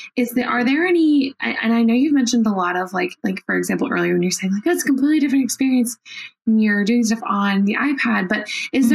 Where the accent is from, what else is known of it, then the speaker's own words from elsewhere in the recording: Washington, District of Columbia, United States; I currently live in Washington D.C. and I'm a D.C. native.